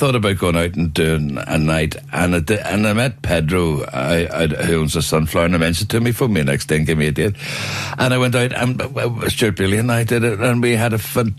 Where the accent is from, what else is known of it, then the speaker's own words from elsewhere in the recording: Belfast, Northern Ireland, United Kingdom; I was born in Botanic Avenue, but grew up in a prefab bungalow in Garnaville